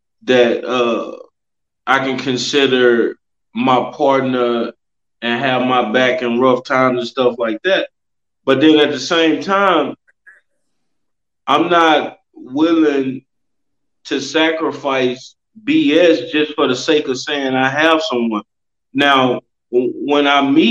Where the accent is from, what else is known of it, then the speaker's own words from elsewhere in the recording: Louisiana and Houston, Texas, the South, United States; moved away as an adult; also born or lived in California; now in Austin, United States; I was born in California, kind of raised in the South in Louisiana and Houston, Texas.